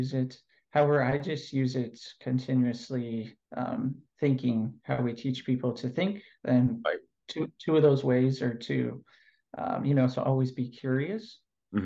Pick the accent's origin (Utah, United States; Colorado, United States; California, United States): California, United States; moved away as an adult; now in Athens, Greece; currently I'm living in Athens, Greece. I'm originally from California.